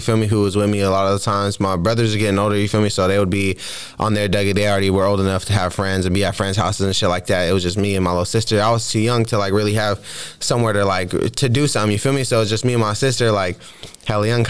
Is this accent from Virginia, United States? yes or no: no; San Jose, California, United States; I was growing up in San Jose